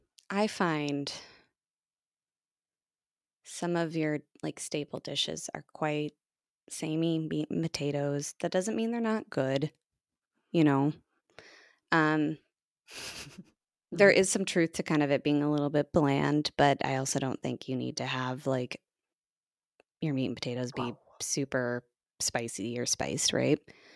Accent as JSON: {"language": "English", "country": "United States"}